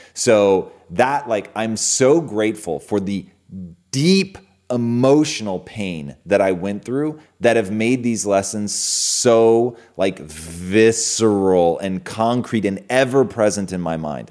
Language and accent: English; Pacific Northwest, United States; being a kid growing up in the Pacific Northwest